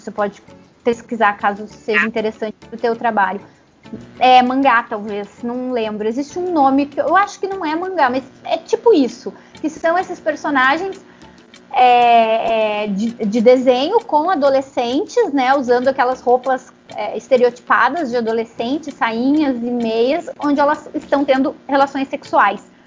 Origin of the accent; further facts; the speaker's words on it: Rio Grande do Sul, Brazil; Eu nasci no Rio Grande do Sul, eu fui muito privada do convívio com é, pessoas descendentes africanos, porque tem menos lá no Rio Grande do Sul